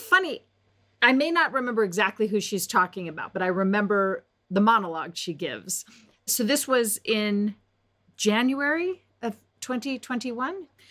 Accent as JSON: {"language": "English", "town": "Las Vegas", "region": "Nevada", "country": "United States", "tie": "born or raised there", "said": "when I was a young girl growing up in Las Vegas"}